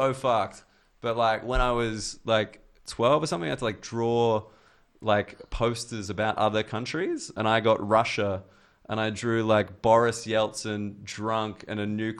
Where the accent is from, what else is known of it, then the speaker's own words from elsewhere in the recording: Australia; I think I get a little outsider boost being Australian.